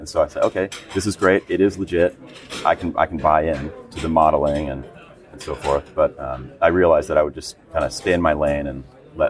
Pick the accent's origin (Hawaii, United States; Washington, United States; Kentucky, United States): Washington, United States; Seattle; growing up in Seattle